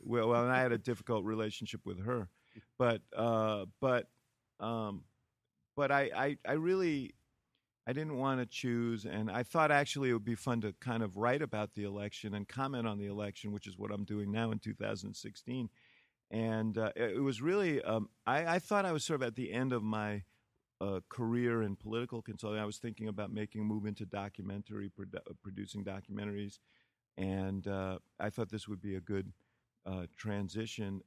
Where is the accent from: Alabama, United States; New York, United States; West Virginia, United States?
New York, United States; moved away as an adult; now in Chicago, United States; the housing development where I grew up in New York, Stuyvesant Town